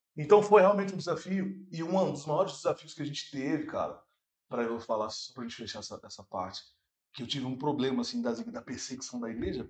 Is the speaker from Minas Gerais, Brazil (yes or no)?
yes; Santa Luzia, Minas Gerais, Brazil; vim lá de Santa Luzia, no bairro Primida